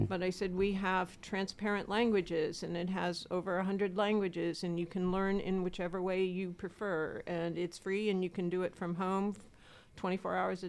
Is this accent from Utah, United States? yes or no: no; Erie, Pennsylvania, United States; also born or lived in Arizona / Florida Keys / Massachusetts; I actually grew up born and raised in Erie, Pennsylvania. I left when I was 18 years old and swore I'd never be back.